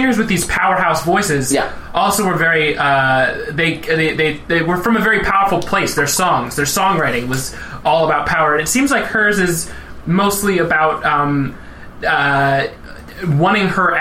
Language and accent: English; Pennsylvania, United States; moved away; I'm originally from Pennsylvania